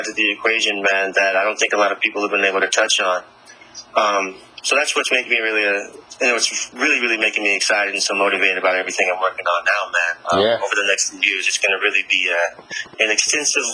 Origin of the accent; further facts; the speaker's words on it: Raleigh, North Carolina, United States; moved away; fly back home to my hometown in Raleigh, North Carolina